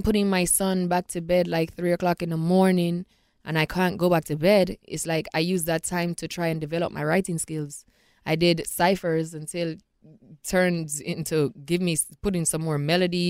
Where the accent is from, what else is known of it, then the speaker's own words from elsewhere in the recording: Jamaica; Jamaica. Absolutely. My hometown. Country.